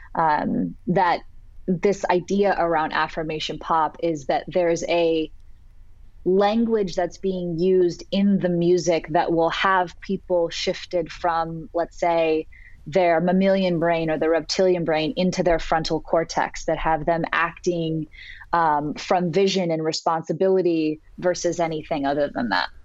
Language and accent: English; Santa Cruz, California, United States; moved away as an adult; now in Los Angeles, United States; growing up in Santa Cruz as a little surfer girl